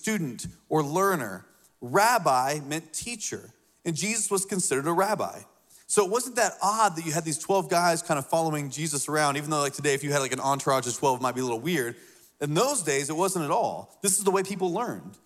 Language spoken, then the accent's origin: English; Indiana, United States; now in Lexington, South Carolina, United States; When I moved to South Carolina, I come from Indiana. And so growing up in Indiana